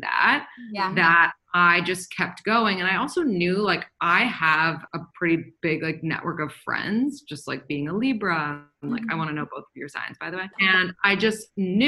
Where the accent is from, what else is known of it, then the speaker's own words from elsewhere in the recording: New York City, New York, United States; I'm from New York City